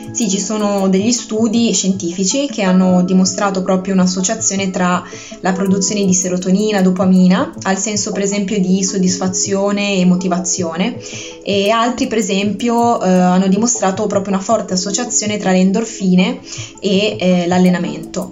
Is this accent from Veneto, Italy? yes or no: no; Bogliasco, Liguria, Italy; also born or lived in Genoa / Pisa; Sono nata a Genova e cresciuta a Vogliasco.